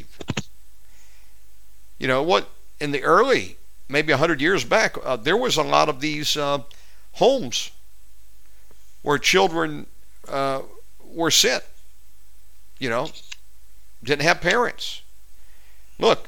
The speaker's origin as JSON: {"language": "English", "country": "United States", "said": "being an American"}